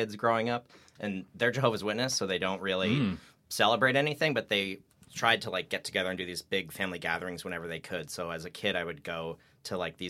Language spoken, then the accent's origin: English; Fairfield County, Connecticut, United States; moved away as an adult; also born or lived in Arizona; now in Brooklyn, United States; I grew up in Connecticut.